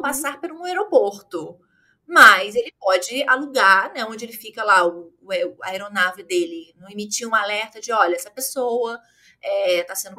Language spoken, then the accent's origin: Portuguese; Rio de Janeiro, Brazil; eu sou do Rio, como meu sotaque me condena